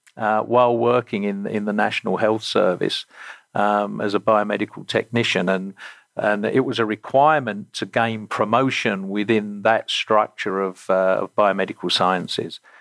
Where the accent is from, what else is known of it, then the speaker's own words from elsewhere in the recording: Romford, London, United Kingdom; moved away; I grew up in the Greater London suburbs in an area uh, or a county called Essex, and the town I grew up in uh, was Romford in Essex